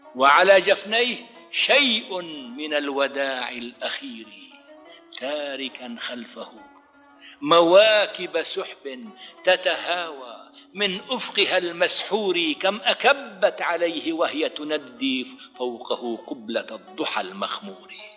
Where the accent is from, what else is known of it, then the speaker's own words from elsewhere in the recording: Idlib Governorate, Syria; moved away as an adult; also born or lived in Brazil; وازور قريتي في قضاء المعره لاودع ابناء عشيرتي